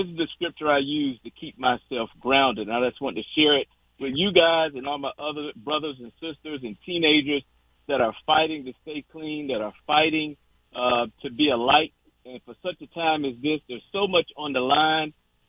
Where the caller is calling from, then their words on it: Virginia Beach, Virginia, United States; This is Virginia Beach, Virginia.